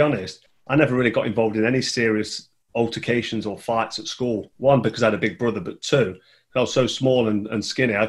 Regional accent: Nottingham, East Midlands, United Kingdom; I grew up in Colwick in Nottingham, which is quite a nice place.

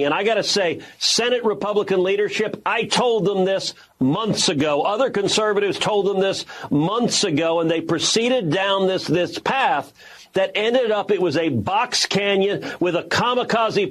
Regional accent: Texas, United States; as a Texan

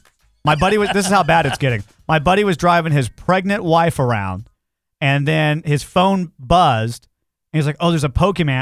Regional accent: United States; I'm an American.

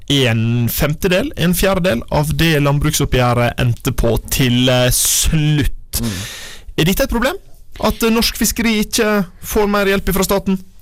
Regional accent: Vågsøy, Sogn og Fjordane, Vestland, Norway; Kommunen der jeg er fra, Vågsøy kommune i Sogn og Fjordane

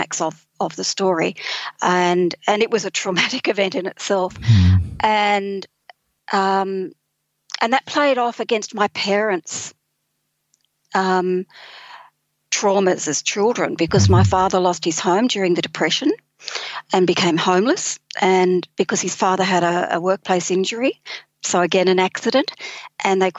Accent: Sydney, New South Wales, Australia; moved away as an adult; now in Taree, Australia; I'm originally from Sydney

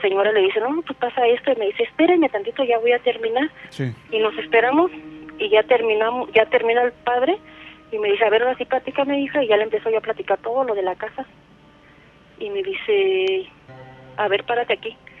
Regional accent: Salamanca, Guanajuato, Mexico; De aquí de Salamanca.

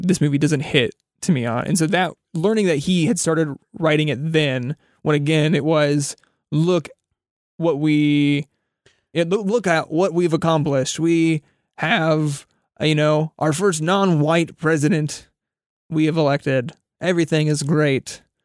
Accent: Kansas, United States; a white dude in his twenties growing up in Kansas

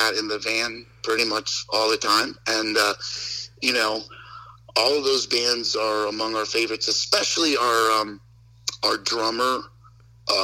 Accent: Westport, Connecticut, United States; I grew up in Westport, Connecticut

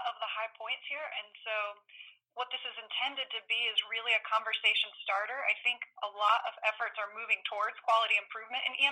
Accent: Wake County, North Carolina, United States; moved away; I'm originally from Wake County

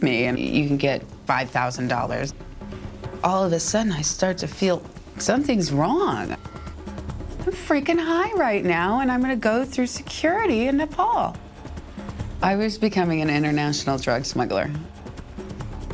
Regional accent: Los Angeles, California, United States; moved away as an adult; also born or lived in Japan; I grew up in Los Angeles, California

